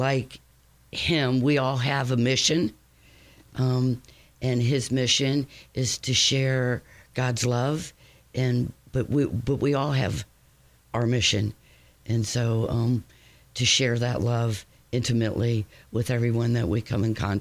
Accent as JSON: {"language": "English", "town": "Cincinnati", "region": "Ohio", "country": "United States", "moved": "as an adult", "lives_now": "Batesville, United States", "said": "I'm from Cincinnati and moved out to Batesville about 27 years ago"}